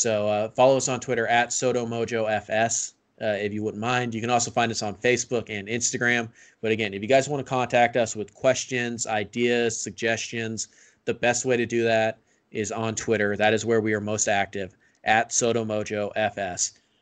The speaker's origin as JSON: {"language": "English", "country": "United States", "said": "I'm an American. I didn't learn about Canada."}